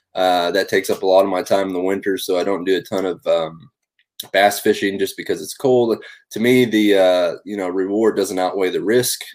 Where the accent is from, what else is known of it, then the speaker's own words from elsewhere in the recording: Northwest Oklahoma, United States; I grew up in Northwest Oklahoma